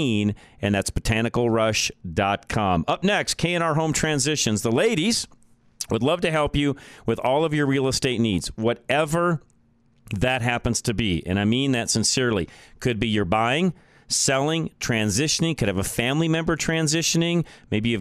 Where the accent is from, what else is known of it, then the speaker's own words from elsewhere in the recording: Boulder, Colorado, United States; moved away; I grew up in Boulder, Colorado